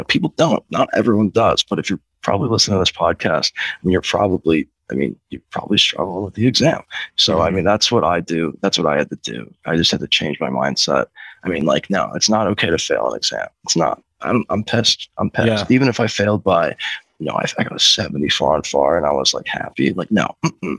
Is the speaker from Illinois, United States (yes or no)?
yes; Chicago, Illinois, United States; I'm from Chicago